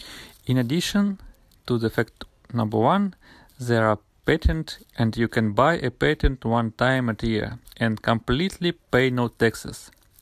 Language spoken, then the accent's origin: English; Russia; I am from Russia.